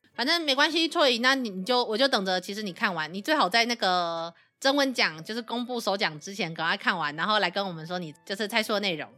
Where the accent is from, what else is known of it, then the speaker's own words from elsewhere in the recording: Kaohsiung, Taiwan; 因为我是高雄人嘛